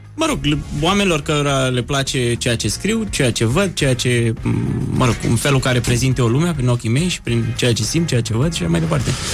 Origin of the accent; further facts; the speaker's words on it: Romania; Din România